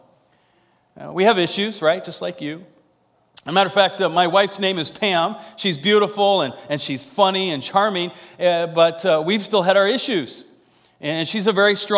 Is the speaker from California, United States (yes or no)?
no; Iowa, United States; I'm from Iowa.